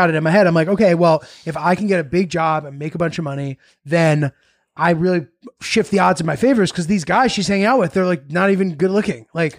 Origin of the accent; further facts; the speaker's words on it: Haddam, Connecticut, United States; I'm from Connecticut